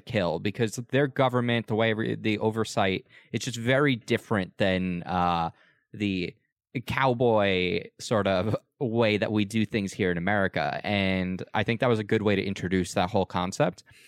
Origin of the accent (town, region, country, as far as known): United States